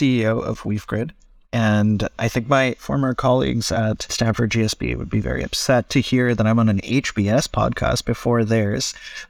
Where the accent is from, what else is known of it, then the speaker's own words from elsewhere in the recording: Cyprus; also born or lived in India; I was born in India, grew up most of my life in the Eastern Mediterranean, though out in Cyprus.